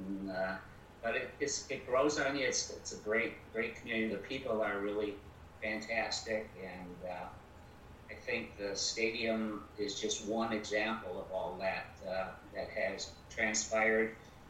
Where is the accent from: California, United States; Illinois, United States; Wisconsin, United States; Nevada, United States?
Wisconsin, United States; Milwaukee; now in Beloit, United States; I came from Milwaukee. I thought I was always going to go back to Milwaukee when I left my employment here in Beloit.